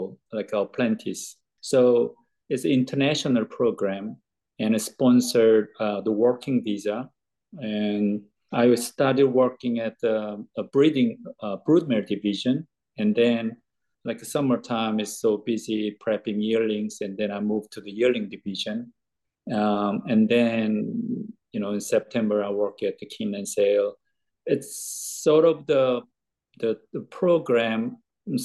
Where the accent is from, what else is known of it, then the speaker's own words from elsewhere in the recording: South Korea; moved away as an adult; now in Kentucky, United States; I'm originally from Korea. I grew up there.